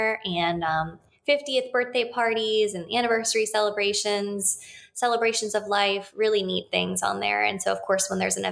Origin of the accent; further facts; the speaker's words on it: Ohio, United States; now in Florida, United States; I'm from Ohio